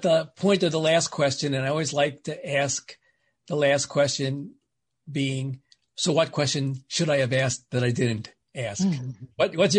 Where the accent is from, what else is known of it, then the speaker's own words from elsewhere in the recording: New York City, New York, United States; I'm a New Yorker by birth